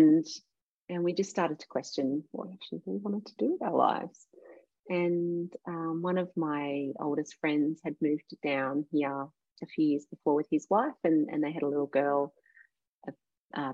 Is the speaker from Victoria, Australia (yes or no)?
yes; Warragul, Victoria, Australia; also born or lived in Melbourne; I grew up in Gippsland and I went to school in Warragul